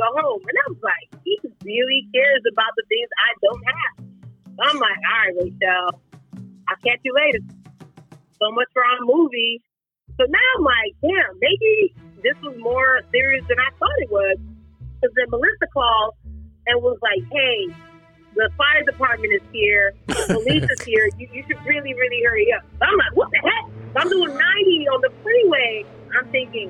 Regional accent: Nigeria; I'm Nigerian

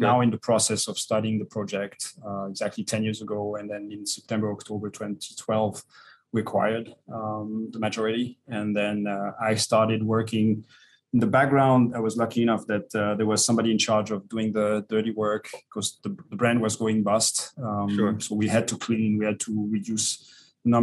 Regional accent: Vallée de Joux, Vaud, Switzerland; I was born in the Vallée du Jour.

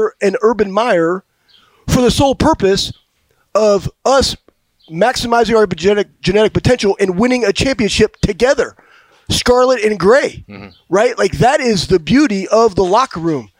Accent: Texas, United States; moved away; where I grew up in Texas

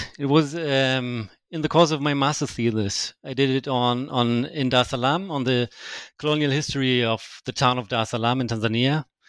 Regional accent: Germany; English is a second language; I mean, I know some German history as I'm from Germany.

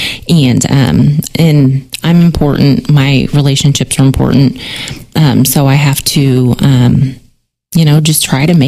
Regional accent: Springfield, United States; I was raised in Lake Town

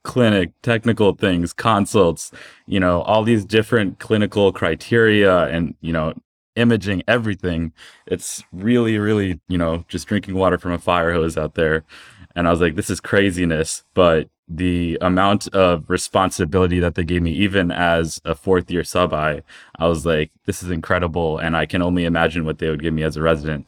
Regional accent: South Brunswick, New Jersey, United States; I was born and raised in New Jersey, in South Brunswick, New Jersey.

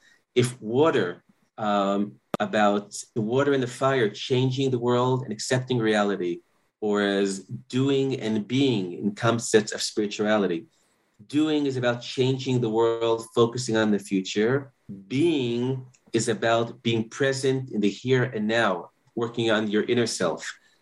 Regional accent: New York City, New York, United States; now in Otniel, Israel; I grew up in Manhattan, but I moved to Israel in 1993.

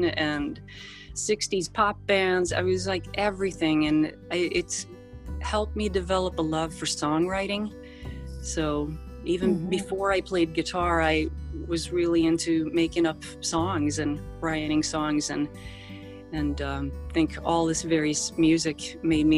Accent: Sweden; also born or lived in Los Angeles, United States; I was born in Los Angeles, but I grew up in Sweden, because my mom remarried with a Swedish guy. And so I spent much of my upbringing there

